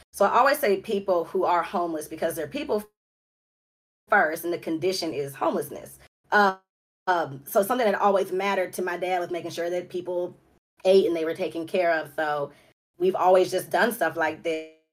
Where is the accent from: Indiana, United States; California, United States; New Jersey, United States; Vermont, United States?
California, United States; Los Angeles; also born or lived in Compton, California; I'm from Los Angeles. Um, that's where the LA comes from, from, from, from South Central LA.